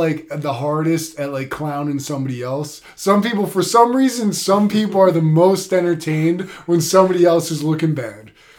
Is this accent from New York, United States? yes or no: no; Philadelphia, Pennsylvania, United States; We're all from Philadelphia.